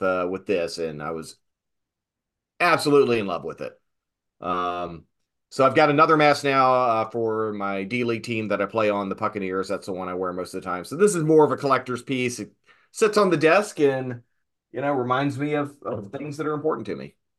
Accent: Southern Virginia, United States; little proto nerd growing up in Southern Virginia

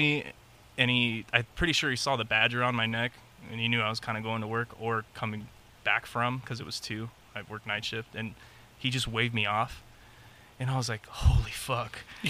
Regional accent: Long Beach, California, United States; born there; also born or lived in San Diego / North Carolina; Born in Long Beach, went up to San Diego, then to North Carolina, then back to San Diego.

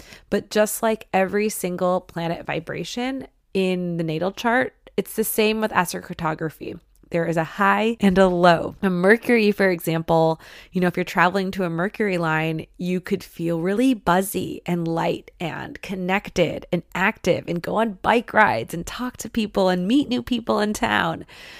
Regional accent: Michigan, United States; I wanted to study French growing up, and I'm from Michigan. Like, there's not a whole big French influence there.

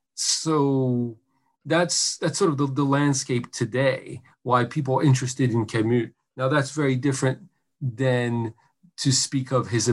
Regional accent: Paris, Île-de-France, France; moved away as an adult; also born or lived in New York / New Orleans; now in United States; I grew up in Paris. Mm-hmm. So my formative years, 3 to 23, and I was in my teens in the '80s.

